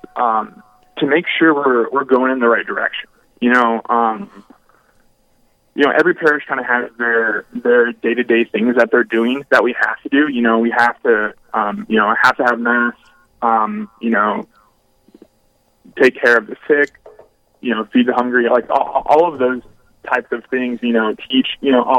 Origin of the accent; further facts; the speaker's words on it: Brainerd, Minnesota, United States; now in Duluth, United States; I grew up in Brainerd, Minnesota